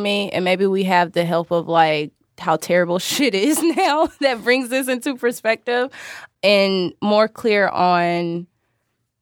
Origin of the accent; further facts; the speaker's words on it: North Carolina, United States; moved away; growing up in North Carolina, not being in a city